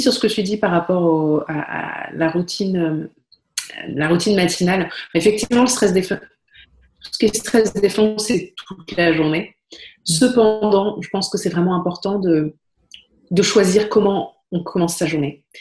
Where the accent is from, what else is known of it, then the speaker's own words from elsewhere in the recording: Paris, Île-de-France, France; moved away as an adult; also born or lived in Brussels; je suis parisienne et je vivais à Paris